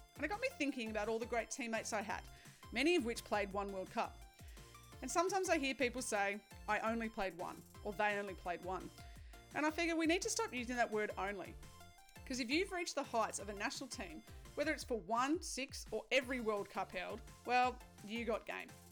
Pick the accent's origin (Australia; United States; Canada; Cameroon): Australia; New South Wales; now in Victoria, Australia; I grew up in New South Wales and I moved to Victoria